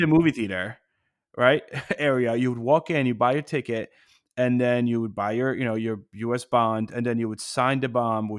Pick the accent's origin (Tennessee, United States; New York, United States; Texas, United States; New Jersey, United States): New Jersey, United States; born or raised there